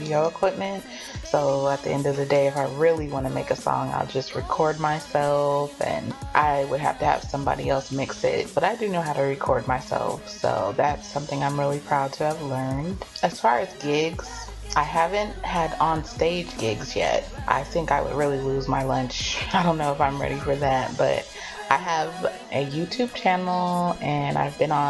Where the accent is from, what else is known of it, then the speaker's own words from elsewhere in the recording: Oakland, California, United States; now in Atlanta, United States; I'm originally from California, Oakland, California